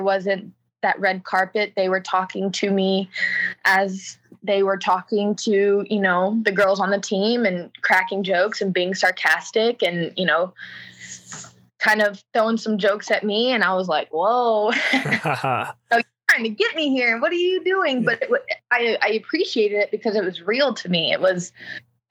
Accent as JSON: {"language": "English", "town": "Houston", "region": "Texas", "country": "United States", "said": "I'm from Houston. I live in Houston"}